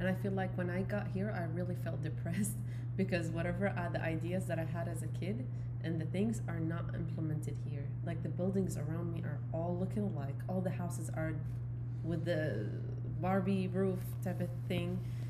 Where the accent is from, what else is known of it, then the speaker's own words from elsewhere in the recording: Baghdad, Baghdad Governorate, Iraq; now in United States; I grew up in El Yarmouk.